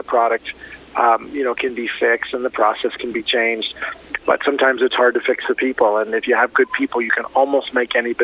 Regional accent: Miami, Florida, United States; also born or lived in Beirut, Lebanon; I was born in Beirut, Lebanon, lived in an orphanage, and I was adopted by an American family and raised in Miami

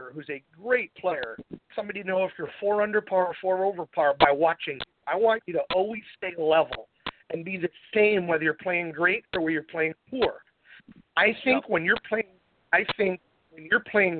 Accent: Endicott, New York, United States; now in Fort Lauderdale, United States; now home of the Dick's Open right here in my hometown

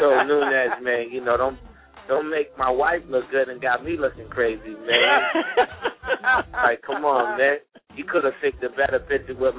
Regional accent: Boston, Massachusetts, United States; I'm a Bostonian in the heart

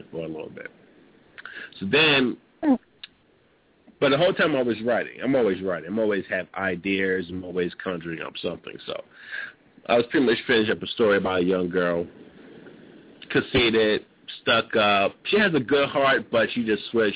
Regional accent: New York City, New York, United States; I grew up in New York, grew up in Brooklyn, grew up in the projects

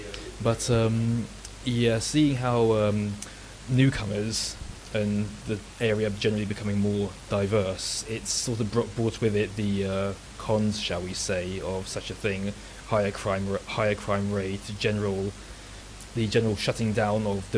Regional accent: London, United Kingdom; I'm 29 years old. I was born in London. My family are all from the former Yugoslavia, ethnic Serbs. Most of them came over here during the 1990s. And I grew up in West London.

